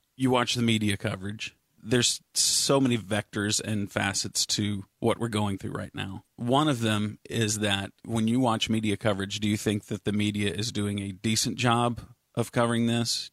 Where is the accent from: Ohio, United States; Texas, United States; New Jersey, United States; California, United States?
Texas, United States; Richardson; I grew up in Richardson